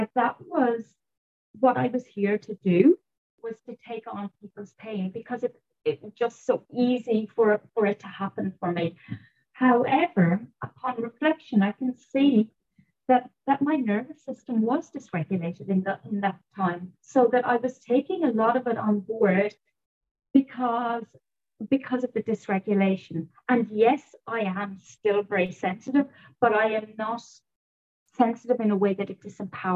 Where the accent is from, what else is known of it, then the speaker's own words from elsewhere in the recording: Ireland; I was brought up in Ireland